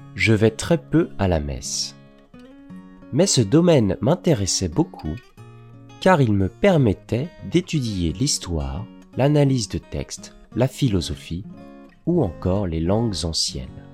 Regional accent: Paris, Île-de-France, France; also born or lived in Strasbourg; je suis né en janvier à Paris.

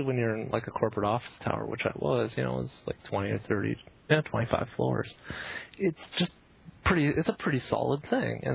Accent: Canada; now in Bay Area, United States; being Canadian

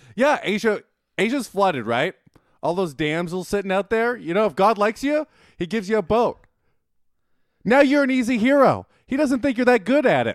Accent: Winnipeg, Manitoba, Canada; moved away; I'm from Winnipeg

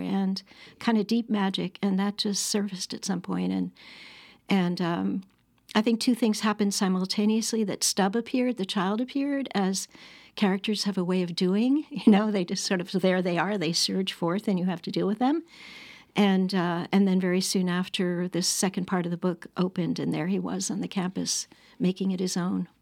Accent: Annandale-on-Hudson, New York, United States; I grew up on the Bard College campus

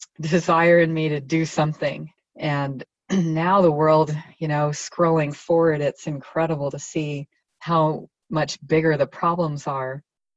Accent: Germany; also born or lived in United States; I grew up partly in West Germany. I'm American by background, but a lot of strands.

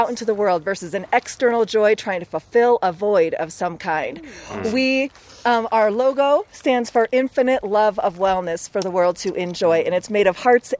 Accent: Eugene, Oregon, United States; I'm a Eugene native Oregonian

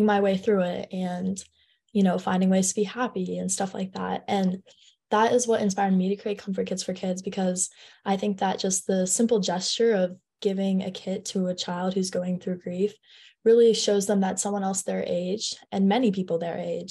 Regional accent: San Francisco, California, United States; I am in 10th grade and I'm from San Francisco, California.

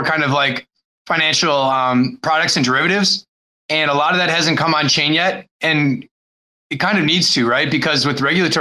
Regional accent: Wisconsin, United States; moved away as an adult; also born or lived in Chicago / Costa Rica; I grew up in Wisconsin

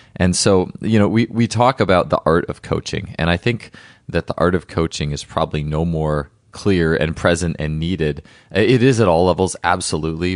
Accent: Wisconsin, United States; my home state

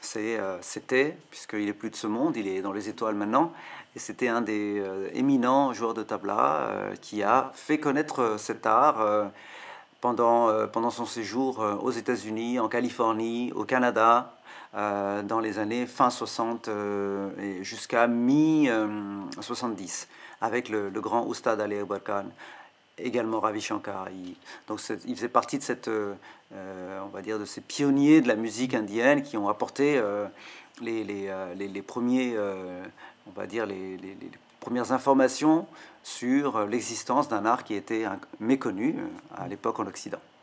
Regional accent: France; also born or lived in South India / Tamil Nadu, India / Kolkata, India; now in Paris, France; j'ai grandi en France. Je suis arrivé en Inde pour les tablas à une vingtaine d'années, donc j'avais déjà 20 ans. Enfin, je, suis né en Inde, mais je suis arrivé à 5 ans en France

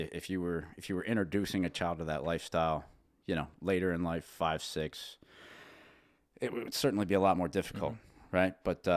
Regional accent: Dillsburg, Pennsylvania, United States; born there; So I was born in Dillsburg, PA, right down the road, about 15 minutes from here.

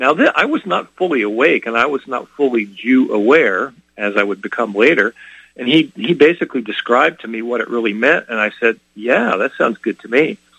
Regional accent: California, United States; Lord, I can't believe you're confusing me with somebody else. I'm from California.

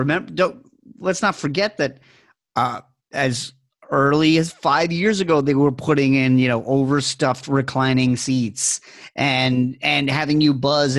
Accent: New York, United States; growing up in New York

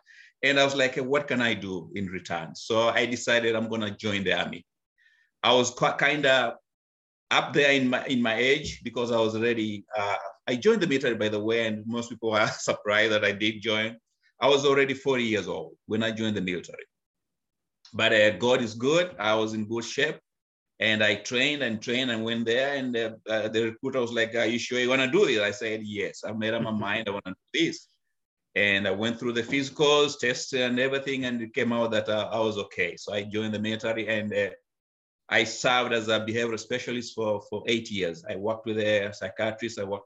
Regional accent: Kenya; moved away as an adult; now in United States; I was born and raised in Africa, Kenya, where I went to school

